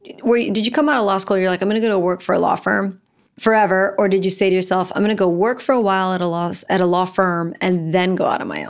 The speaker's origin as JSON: {"language": "English", "region": "Florida", "country": "United States", "also_born_or_lived": "New Orleans", "said": "So remember, I'm from Florida, New Orleans, and I think it's always cold."}